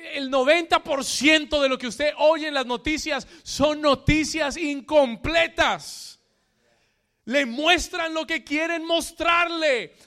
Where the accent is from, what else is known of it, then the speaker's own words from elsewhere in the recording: Colombia; moved away; Yo soy colombiano